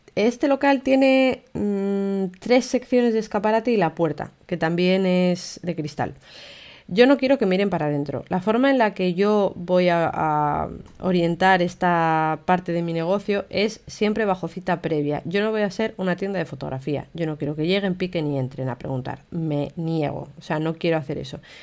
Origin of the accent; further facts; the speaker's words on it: Castile and León, Spain; now in Gijón, Spain; yo soy de León, que hace muchísimo frío en invierno. De hecho, ahora mismo a estas horas está nevando y hay medio metro de nieve en mi pueblo